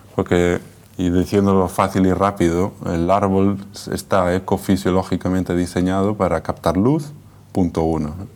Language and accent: Spanish; A Coruña, Galicia, Spain; also born or lived in Viveiro; Yo soy de ciudad, de La Coruña, y soy de aldea, de Viveiro.